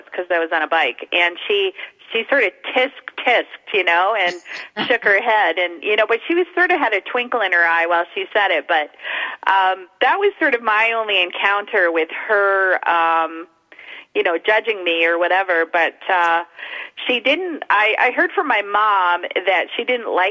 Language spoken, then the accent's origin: English; Winnipeg, Manitoba, Canada; I grew up in Winnipeg, Manitoba